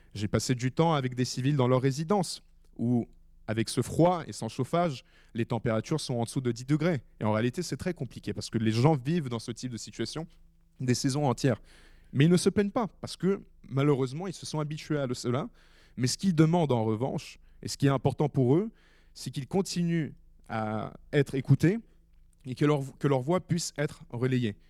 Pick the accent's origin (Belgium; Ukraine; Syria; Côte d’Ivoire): Ukraine; moved away as an adult; now in France; j'ai vécu en Ukraine pendant 12 ans, ma famille y vit toujours